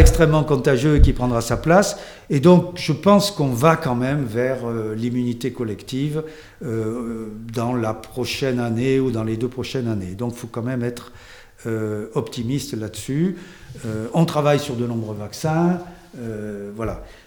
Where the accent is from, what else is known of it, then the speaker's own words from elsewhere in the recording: France; chez nous en France